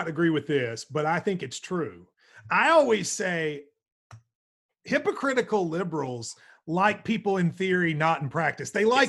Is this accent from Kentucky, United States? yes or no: yes; Middlesboro, Kentucky, United States; we were talking about my hometown of Middlesboro, and I was like, you know, like, I was the Blackest person from Middlesboro.